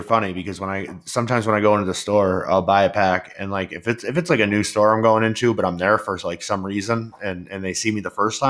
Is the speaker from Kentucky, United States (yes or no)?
no; Albany, New York, United States; I was from Albany